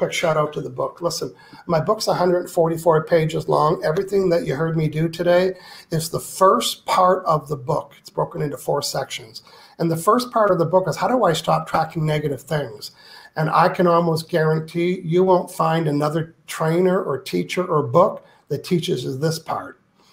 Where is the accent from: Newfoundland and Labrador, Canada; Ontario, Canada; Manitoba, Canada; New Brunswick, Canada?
New Brunswick, Canada; I'm from New Brunswick